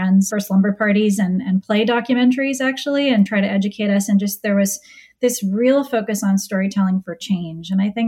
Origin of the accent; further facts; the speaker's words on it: Bainbridge Island, Washington, United States; I grew up on Bainbridge Island, which is a little island near Seattle.